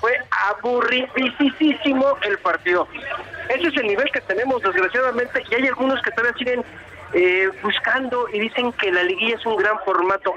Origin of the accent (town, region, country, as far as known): Mexico